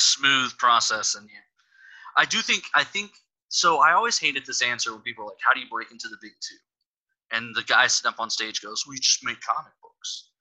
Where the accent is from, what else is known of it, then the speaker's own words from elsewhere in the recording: Texas, United States; I'm from Texas, and here in Texas